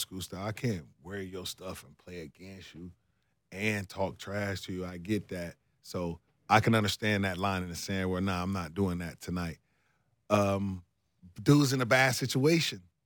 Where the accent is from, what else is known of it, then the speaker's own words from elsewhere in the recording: Ohio, United States; moved away; also born or lived in Minneapolis; I'm from Ohio